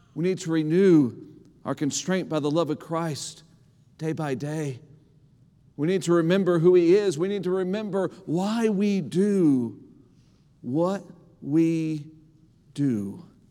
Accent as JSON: {"language": "English", "region": "Indiana", "country": "United States", "tie": "born or raised there", "moved": "as an adult", "lives_now": "Lompoc, United States", "said": "the county that I grew up in in Indiana"}